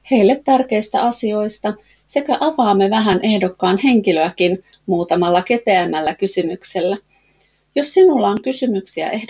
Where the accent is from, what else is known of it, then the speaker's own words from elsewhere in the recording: Helsinki, Uusimaa, Finland; also born or lived in Vantaa; now in Lohja, Finland; Olen syntynyt Vantaalla ja lapsuuteni asunut eri puolilla Helsinkiä, pääkaupunkiseutua ja Uuttamaat. Perheemme muutti usein ja koulut vaihtuivat kahden vuoden välein.